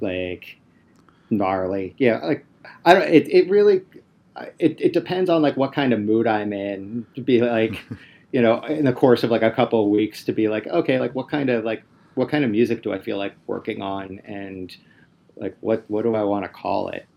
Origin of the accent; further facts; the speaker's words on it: Upper Darby, Pennsylvania, United States; I'm from Upper Darby, uh, like, like the Drexel Hill Upper Darby cusp